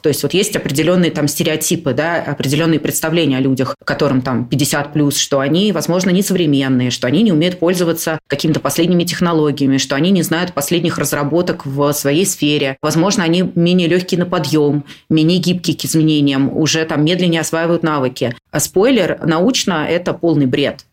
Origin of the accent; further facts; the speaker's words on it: Moscow, Russia; я родилась в Москве, но мне, например, не нравилось в 20 там, лет жить, продолжать жить с родителями